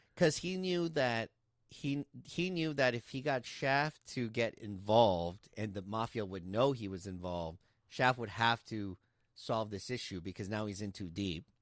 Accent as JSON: {"language": "English", "region": "Texas", "country": "United States", "said": "we're from Texas"}